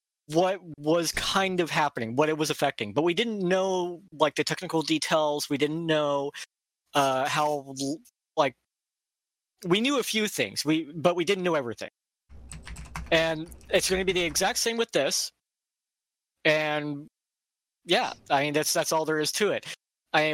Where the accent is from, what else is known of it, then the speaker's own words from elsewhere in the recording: Quincy, Ohio, United States; also born or lived in Bellefontaine, Ohio; I grew up in Quincy, Ohio, which is only 15 minutes away from Bellefontaine.